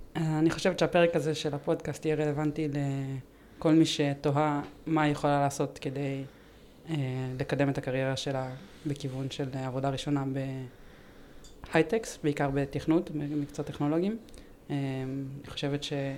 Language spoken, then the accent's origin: Hebrew; Ramat Gan, Tel Aviv District, Israel; אני מרמת גן